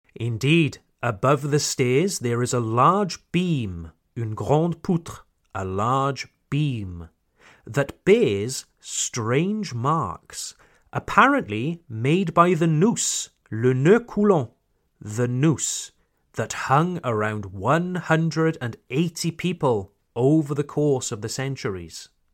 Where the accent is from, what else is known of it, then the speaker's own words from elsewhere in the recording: Wales, United Kingdom; my hometown in Wales